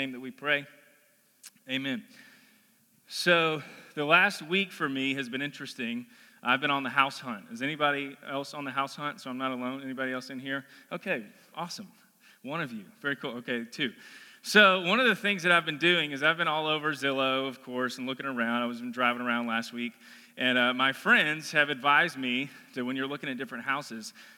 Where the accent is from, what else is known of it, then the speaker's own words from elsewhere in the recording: Collierville, Tennessee, United States; I'm from Collierville. I grew up in Collierville